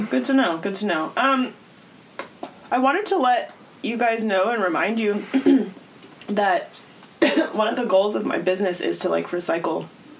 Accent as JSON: {"language": "English", "town": "La Mesa", "region": "California", "country": "United States", "tie": "born or raised there", "said": "I'm from La Mesa"}